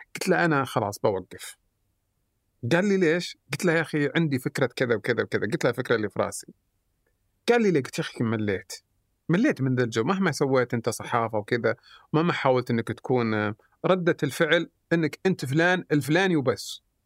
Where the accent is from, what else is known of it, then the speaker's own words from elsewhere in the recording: Saudi Arabia; احنا كسعوديين